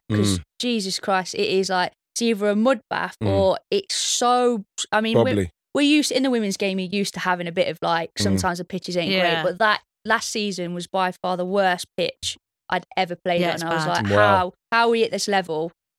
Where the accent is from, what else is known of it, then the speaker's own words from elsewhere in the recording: England, United Kingdom; I just think we are English, though, aren't we?